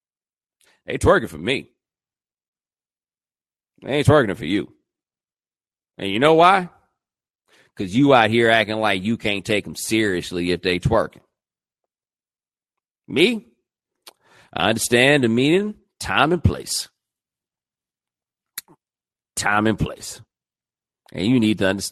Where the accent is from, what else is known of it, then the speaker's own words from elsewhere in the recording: Houston, Texas, United States; I'm from Houston